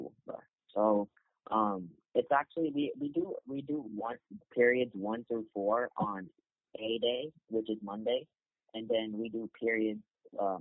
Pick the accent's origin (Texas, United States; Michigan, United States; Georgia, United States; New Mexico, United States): Texas, United States; Houston; I'm from the United States. I live in Houston, Texas